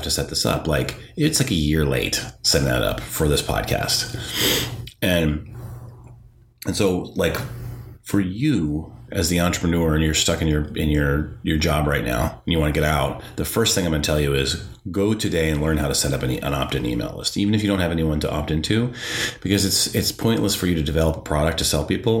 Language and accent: English; North Dakota, United States; growing up in the Midwest, like growing up in North Dakota